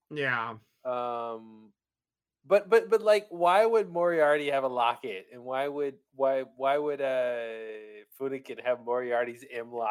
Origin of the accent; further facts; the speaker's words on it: United Kingdom; like, well, we're British, so we use surnames